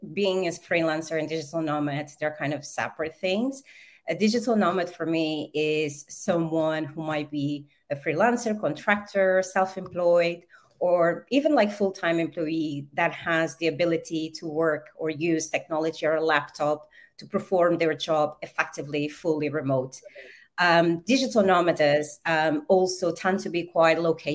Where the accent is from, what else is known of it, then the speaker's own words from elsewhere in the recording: Portugal; moved away; also born or lived in Angola / Brazil; I was born in Angola and I was raised in Portugal.